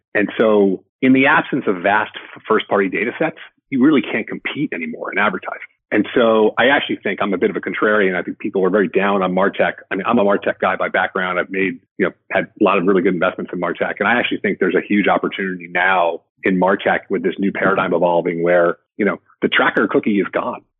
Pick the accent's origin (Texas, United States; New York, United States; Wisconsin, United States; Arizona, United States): New York, United States; I grew up in the New York area